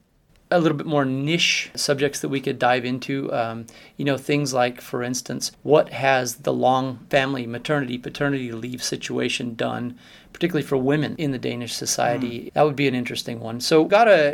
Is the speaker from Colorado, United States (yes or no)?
yes; Colorado, United States; accent: flat American; moved away as an adult; now in Denmark; I grew up, born and raised in Colorado.